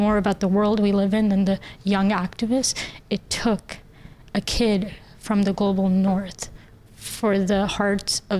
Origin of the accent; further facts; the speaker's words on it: Pakistan; moved away; The house that I grew up in Pakistan, we didn't have a door, actually.